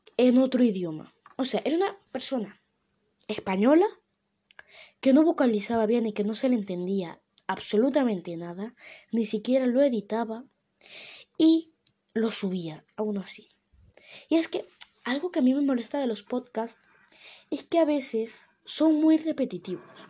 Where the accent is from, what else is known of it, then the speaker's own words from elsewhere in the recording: Venezuela; now in Spain; yo soy de Venezuela